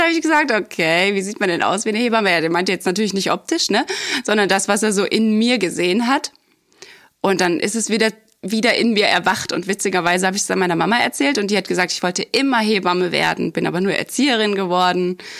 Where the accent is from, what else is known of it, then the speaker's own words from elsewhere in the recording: near Dresden, Saxony, Germany; moved away; komme ich ja ursprünglich aus dem Osten, ähm, aus der Nähe aus Dresden.